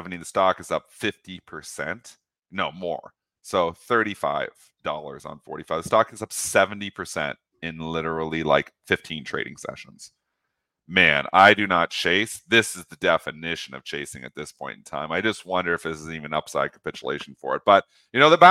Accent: Canada; me being Canadian

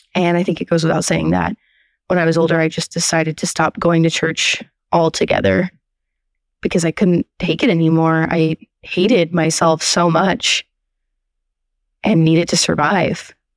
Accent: Portland, Oregon, United States; I'm from Portland, Oregon

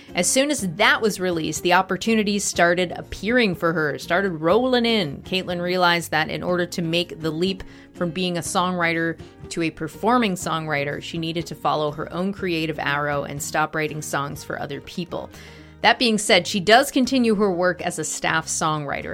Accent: Massachusetts, United States; I'm from Massachusetts

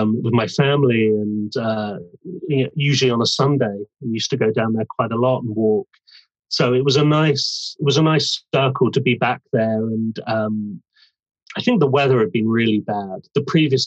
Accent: Bournemouth, South West England, United Kingdom; now in London, United Kingdom; I'm from Bournemouth originally. I've lived in London for years

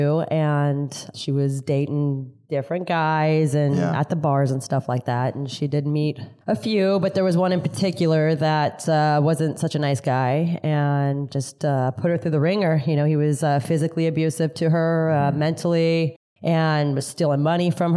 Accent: Pine Mountain Club, California, United States; also born or lived in Whittier, California; I grew up in a little town up north in between Los Angeles and Bakersfield called Pine Mountain Club.

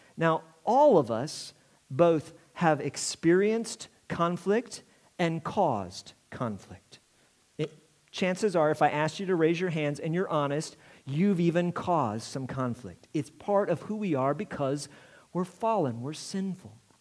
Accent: Indiana, United States; I'm from Indiana

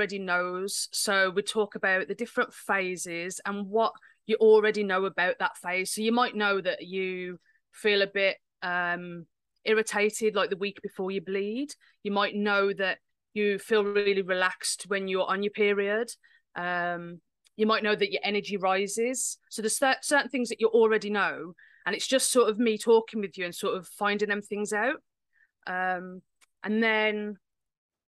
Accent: the Midlands, England, United Kingdom; accent: Midlands; I live in the UK, so I live in England, in the Midlands. You might be able to tell by my accent.

